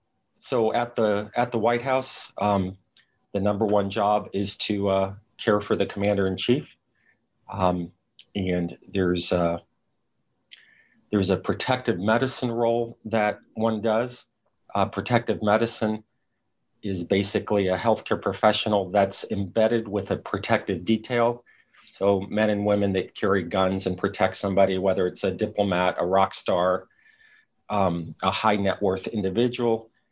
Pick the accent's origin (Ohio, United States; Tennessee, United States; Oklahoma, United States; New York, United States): Tennessee, United States; Chattanooga; So I grew up near Chattanooga, Tennessee, went off to medical school at age 19 in Southern California.